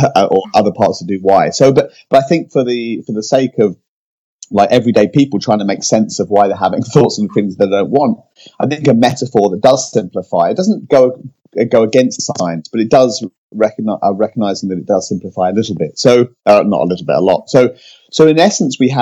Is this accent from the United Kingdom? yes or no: yes; United Kingdom; now in California, United States; I'm British, but now live in California